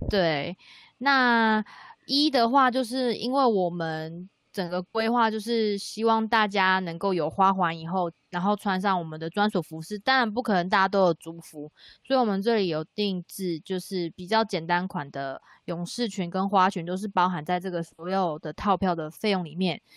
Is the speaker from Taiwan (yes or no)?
yes; Kulaljuc community, Pingtung County, Taiwan; 我的话是鼓楼嘛